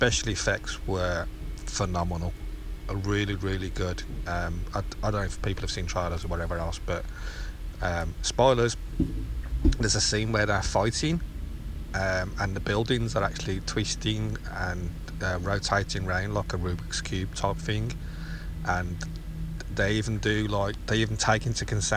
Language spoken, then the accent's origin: English; United Kingdom; I'm a Brit.